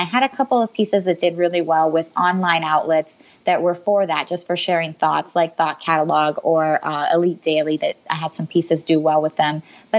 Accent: Puerto Rico; born there; Funnily enough, I was born in Puerto Rico, so my family's Hispanic.

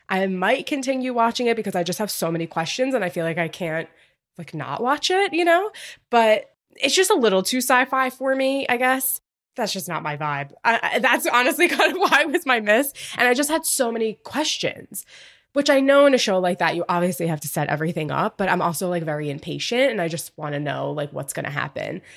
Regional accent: Long Island, New York, United States; I grew up on Long Island, I'm close to Fire Island, not far

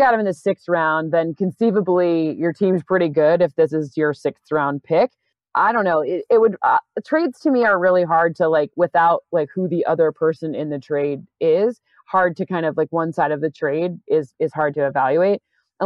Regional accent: East Lansing, Michigan, United States; I'm from East Lansing, Michigan

